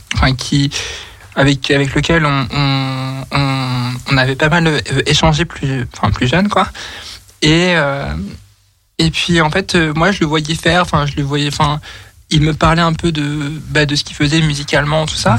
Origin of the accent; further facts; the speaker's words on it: Nantes, Pays de la Loire, France; moved away as an adult; now in Lyon, France; je suis originaire de Nantes et j'habite sur l'Inde depuis maintenant trois, enfin, deux ans et demi